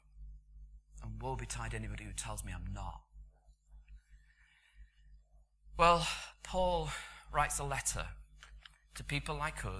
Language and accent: English; United Kingdom; because we're British